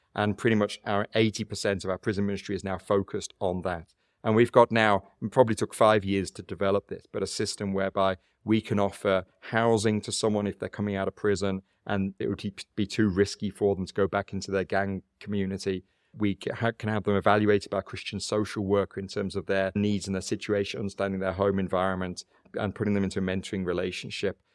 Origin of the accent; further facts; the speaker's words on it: United Kingdom; moved away as an adult; also born or lived in South Africa; now in Cape Town, South Africa; even though I've lived in South Africa twenty-five years, I still recognize a couple of things. One is I'm still British origin. I'm culturally British